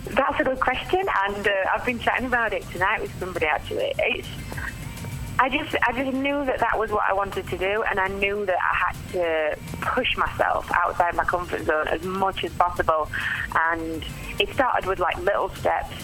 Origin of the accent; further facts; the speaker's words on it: Yorkshire and the Humber, United Kingdom; moved away; I'm from South Yorkshire originally, um, hence the accent